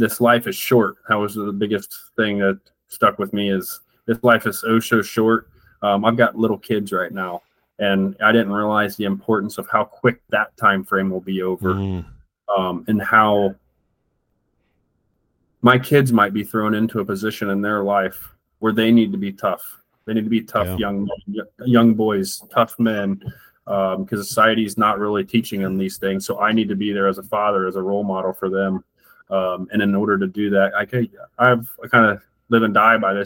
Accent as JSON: {"language": "English", "country": "United States"}